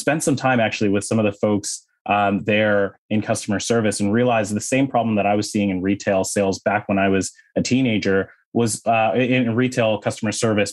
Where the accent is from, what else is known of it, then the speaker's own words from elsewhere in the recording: Toronto, Ontario, Canada; moved away; also born or lived in Silicon Valley; I was born and raised in Toronto, in Canada